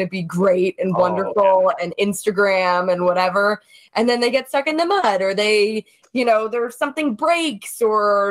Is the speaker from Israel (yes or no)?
no; Toronto, Ontario, Canada; moved away as an adult; also born or lived in New York City; I am from Toronto originally.